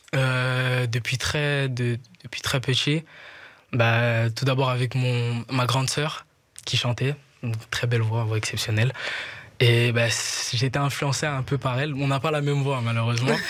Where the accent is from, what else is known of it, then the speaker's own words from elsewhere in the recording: Kinshasa, DR Congo; moved away as an adult; now in Brussels, Belgium; J'ai grandi là-bas